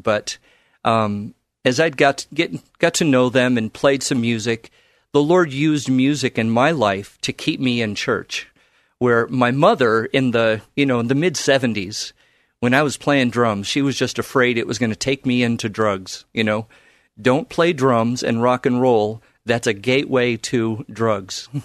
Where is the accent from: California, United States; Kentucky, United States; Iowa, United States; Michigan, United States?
California, United States; Carson; moved away as an adult; now in Portland, United States; I grew up in the Los Angeles area in a town called Carson